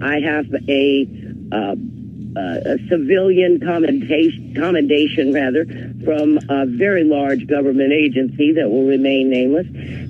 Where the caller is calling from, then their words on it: Washington, District of Columbia, United States; At Washington, D.C.